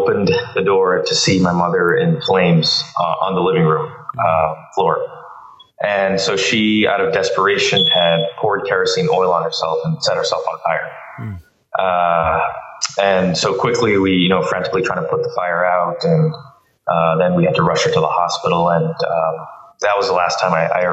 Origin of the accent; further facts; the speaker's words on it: Bangalore, Karnataka, India; moved away; I was born in India, and that's a country of 1.2 billion people.